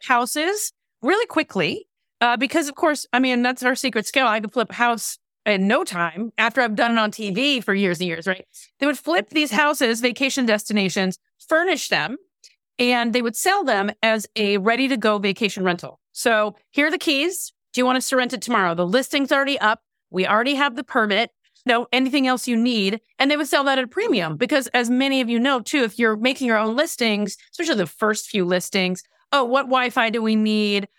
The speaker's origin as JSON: {"language": "English", "country": "Canada", "tie": "born or raised there", "moved": "yes", "lives_now": "California, United States", "said": "I live in California but spent much of my youth also growing up in Canada. So I'm kind of a I'm a hybrid"}